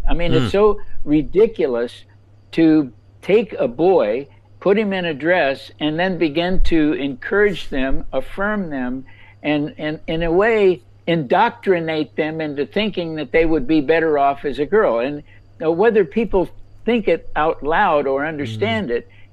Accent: Los Angeles, California, United States; now in North Carolina, United States; I grew up actually in Los Angeles

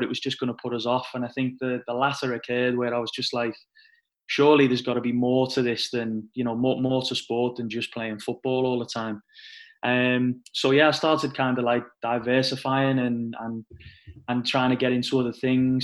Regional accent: Liverpool, North West England, United Kingdom; I come from Liverpool, and obviously Liverpool's quite a big sporting city

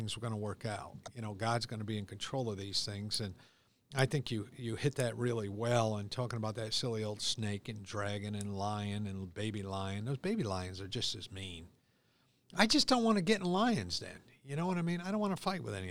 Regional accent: United States; I'm an American

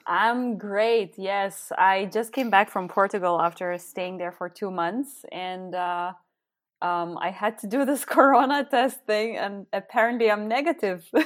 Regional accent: Lithuania; first language Lithuanian; English is a second language; moved away as an adult; also born or lived in Austria / Netherlands / Belgium; now in Berlin, Germany; I'm actually originally from Lithuania, and I, uh, live in Berlin for the last over four years.

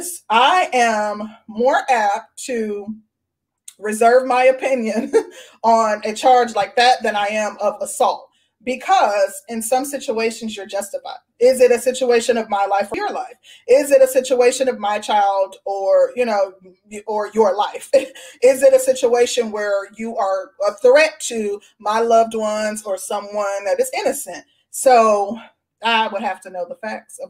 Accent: Midwest, United States; I'm from the Midwest

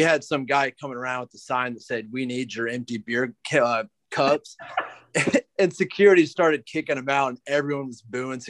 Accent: Northwest Ohio, United States; So I grew up in Northwest Ohio. fairly close to Michigan and Notre Dame.

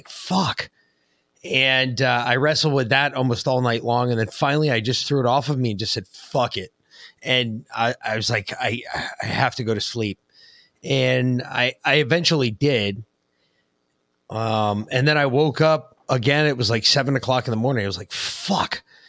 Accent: Ireland; People make fun of me constantly, and I'm Irish, so it's a horrible thing.

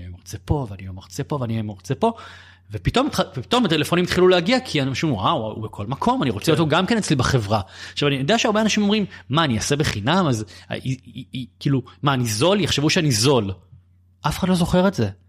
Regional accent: Bat Yam, Tel Aviv District, Israel; גדלתי בבת ים

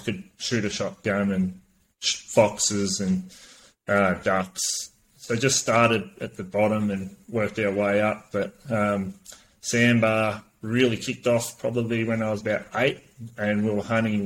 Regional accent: Gippsland, Victoria, Australia; born and raised in Gippsland.

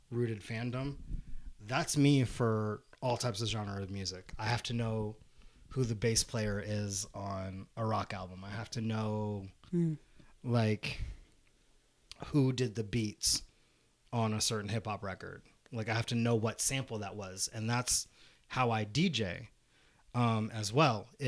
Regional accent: Fountain Hills, Arizona, United States; we're both from Fountain Hills, so we got to work with that that particular group who brought me in as a singer

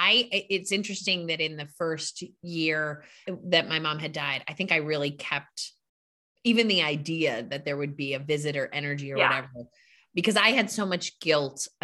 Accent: outside of Boston, Massachusetts, United States; I was raised outside of Boston in a Catholic church

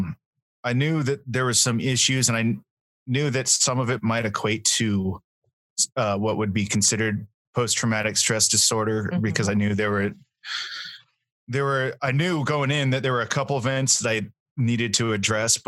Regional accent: Nevada, United States; moved away as an adult; now in Boise, United States; I grew up in Nevada

